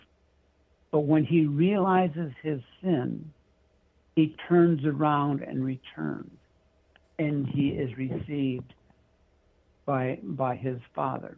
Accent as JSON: {"language": "English", "region": "California", "country": "United States", "tie": "born or raised there", "also_born_or_lived": "Michigan / Washington", "moved": "as an adult", "said": "I was born in Michigan. I lived in the state of Washington, grew up mostly in California where I was educated through high school, came back to Michigan"}